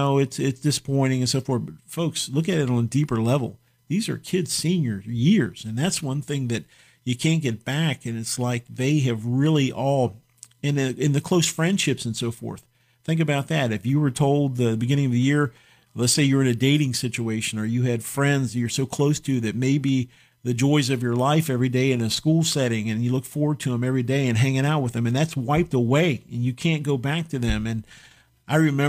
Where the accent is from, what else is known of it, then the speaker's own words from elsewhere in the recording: United States; I'm proud as an American